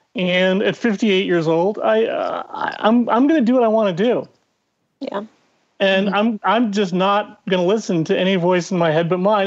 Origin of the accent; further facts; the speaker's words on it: Ireland; as an Irish angry narcissist